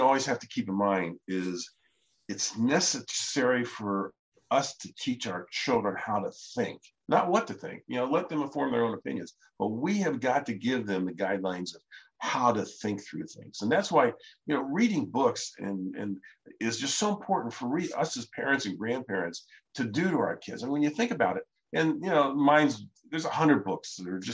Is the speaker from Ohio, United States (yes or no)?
yes; Ohio, United States; my brother Larry and I grew up in Ohio